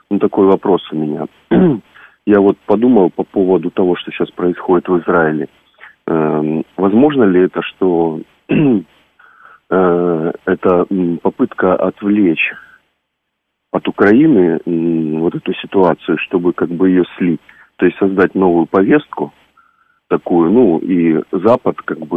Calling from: Yekaterinburg, Sverdlovsk Oblast, Russia; из Екатеринбург.

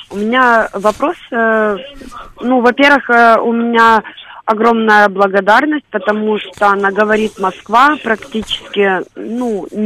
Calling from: Simferopol, Crimea, Ukraine; звоню из Симферополя.

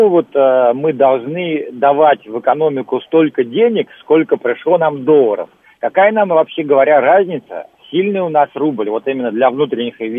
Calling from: Moscow, Russia; добрый день … город Москва.

